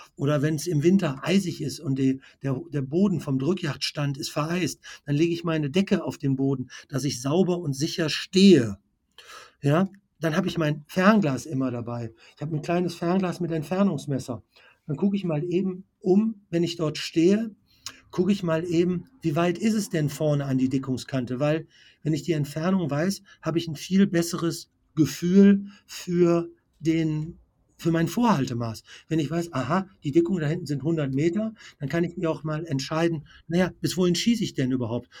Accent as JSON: {"language": "German", "area": "Bergisches Land, Sauerland", "region": "North Rhine-Westphalia", "country": "Germany", "said": "ich komme ja hier aus dem Bereich Bergisches Land, Sauerland"}